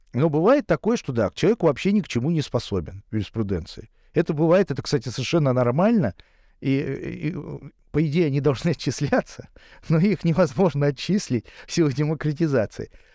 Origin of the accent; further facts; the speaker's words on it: Saint Petersburg, Russia; я живу в Петербурге, я коренной петербуржец